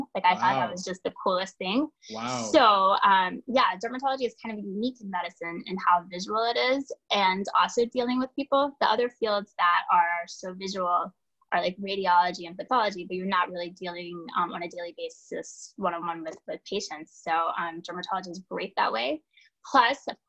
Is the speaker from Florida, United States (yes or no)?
yes; Pensacola, Florida, United States; moved away as an adult; also born or lived in Massachusetts; now in New York City, United States; I grew up in Pensacola, Florida